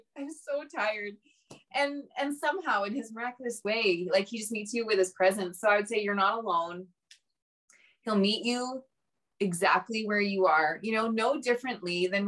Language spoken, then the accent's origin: English; Canada; I'm on Instagram, …, you know, because we're Canadian.